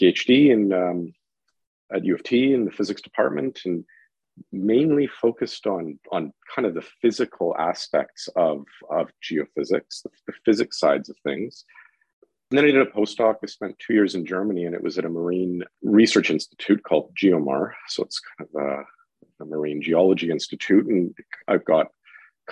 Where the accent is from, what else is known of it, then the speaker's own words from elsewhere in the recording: Guelph, Ontario, Canada; moved away as an adult; now in Toronto, Canada; I'm originally from Guelph, and I did my undergraduate at the University of Guelph in theoretical physics.